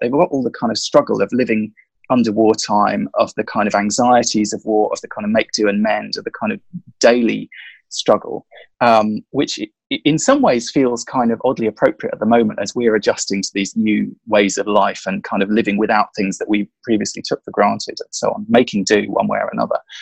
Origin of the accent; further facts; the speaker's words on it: London, United Kingdom; moved away as an adult; now in Sussex, United Kingdom; I grew up in London. We moved down to Sussex about six months ago